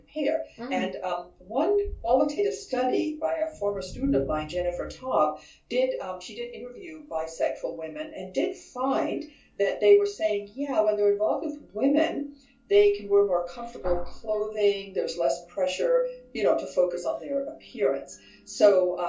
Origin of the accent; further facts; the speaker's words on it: Vienna, Austria; now in San Diego, United States; I am originally from Vienna, Austria